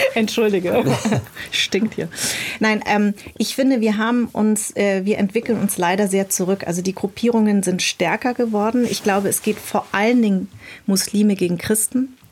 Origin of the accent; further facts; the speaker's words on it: Munich, Bavaria, Germany; moved away as an adult; also born or lived in Darmstadt; now in Berlin, Germany; ich bin in München groß geworden, also äh, ab, ab, ab, ab als ich zehn war